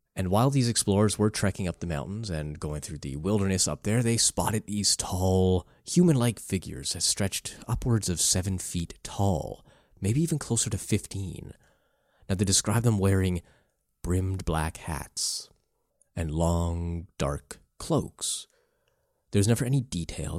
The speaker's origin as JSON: {"language": "English", "country": "Canada", "said": "I come from Canada"}